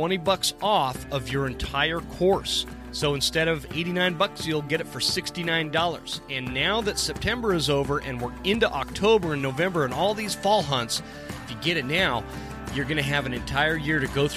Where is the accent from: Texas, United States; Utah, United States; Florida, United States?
Utah, United States; moved away; I'm actually originally from Utah. That's where I grew up.